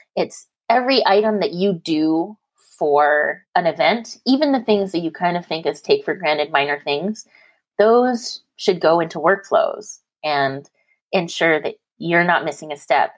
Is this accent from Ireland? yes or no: no; Canada; now in California, United States; I'm Canadian. I live in California